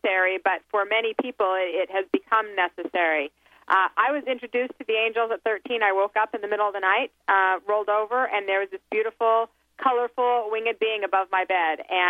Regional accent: Salt Lake City, Utah, United States; I came from Salt Lake City, Utah, is where I was raised

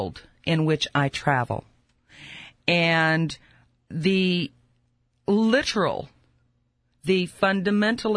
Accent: United States; I'm an American

